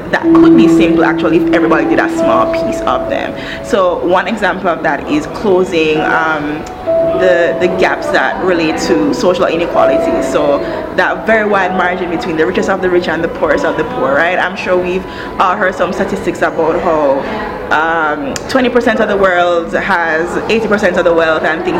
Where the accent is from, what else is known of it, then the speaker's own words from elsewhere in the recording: Jamaica; moved away as an adult; also born or lived in United States / New York; now in Rwanda; I was born and raised in Jamaica